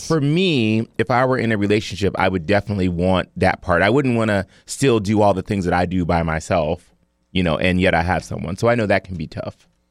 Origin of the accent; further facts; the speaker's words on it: Cleveland, Ohio, United States; I'm from Cleveland